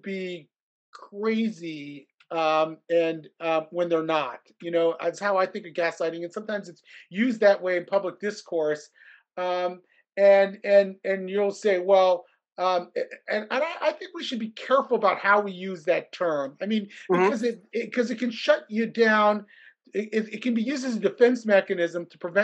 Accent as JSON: {"language": "English", "town": "Columbus", "region": "Ohio", "country": "United States", "tie": "born or raised there", "said": "I grew up in Columbus, Ohio"}